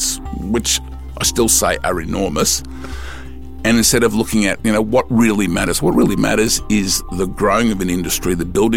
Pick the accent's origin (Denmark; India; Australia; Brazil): Australia; I'm Australian